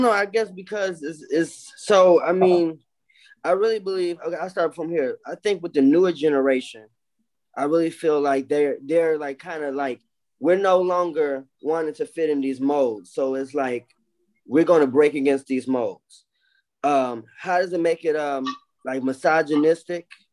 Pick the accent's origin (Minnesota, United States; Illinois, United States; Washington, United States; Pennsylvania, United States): Illinois, United States; Chicago; I'm from Chicago.